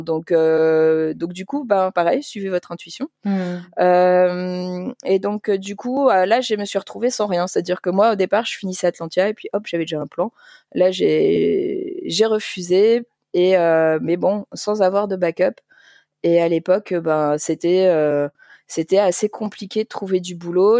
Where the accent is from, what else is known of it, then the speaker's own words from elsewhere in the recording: Paris, Île-de-France, France; moved away as an adult; also born or lived in Liège, Belgium; now in Flemish Brabant, Belgium; je viens de Paris, mais j'ai travaillé dans toute la France, enfin, pas toute, mais franchement, j'ai beaucoup bougé